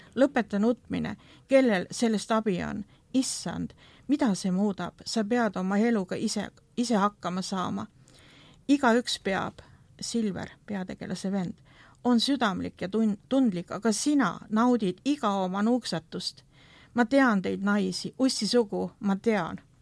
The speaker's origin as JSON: {"language": "Estonian", "country": "Estonia", "tie": "born or raised there", "said": "see ühiskond, kuhu minagi sündisin või see Nõukogude ühiskond"}